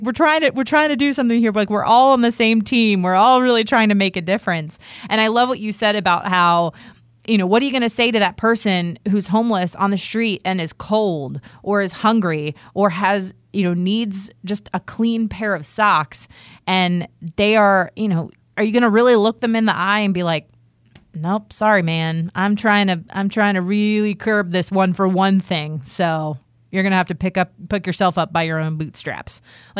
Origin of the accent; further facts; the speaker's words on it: Washington, District of Columbia, United States; I, like I said earlier, I grew up in Washington, D.C., where I saw them all the time.